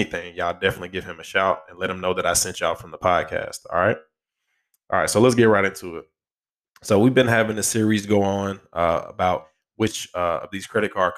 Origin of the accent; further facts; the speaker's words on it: Alabama, United States; Alabama, shout out to my home state